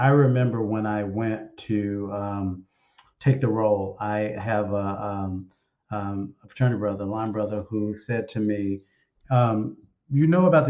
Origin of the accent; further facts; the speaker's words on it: Memphis, Tennessee, United States; moved away; I was raised in the South. I was raised in Memphis, Tennessee